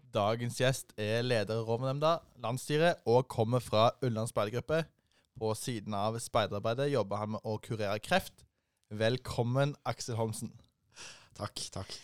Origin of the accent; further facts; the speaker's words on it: Rogaland, Norway; hjemme i Rogaland